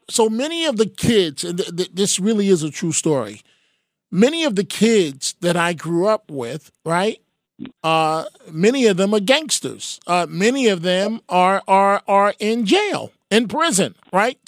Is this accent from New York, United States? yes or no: yes; New York City, New York, United States; I grew up in the Bronx